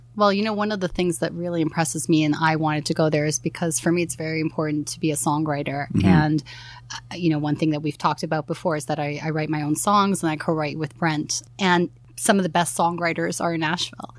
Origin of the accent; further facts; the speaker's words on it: Toronto, Ontario, Canada; besides Toronto, of course, I love my hometown